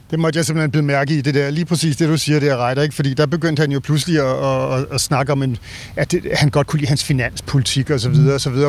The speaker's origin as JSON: {"language": "Danish", "country": "Denmark", "said": "som dansker"}